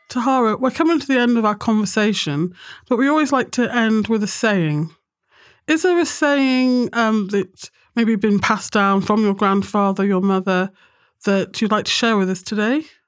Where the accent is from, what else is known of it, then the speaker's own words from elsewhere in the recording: Nottingham, East Midlands, United Kingdom; we're from Nottingham, the home of Boots